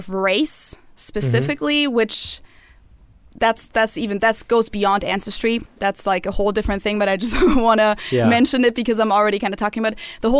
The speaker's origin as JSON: {"language": "English", "country": "Germany", "tie": "born or raised there", "said": "color of skin or like putting people into a race category was never a thing for me growing up in Germany."}